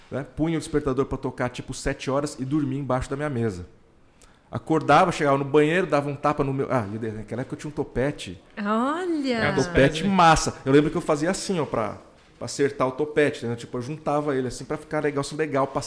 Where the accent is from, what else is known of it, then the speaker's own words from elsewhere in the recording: São Paulo, Brazil; Eu sou de São Paulo capital.